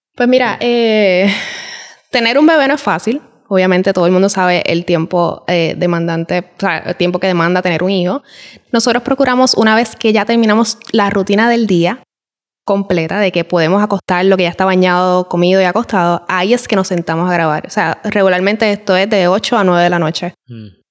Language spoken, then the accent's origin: Spanish; Puerto Rico; moved away as an adult; En Puerto Rico estamos acostumbrados, por lo menos mi familia, a estar siempre en Yuntá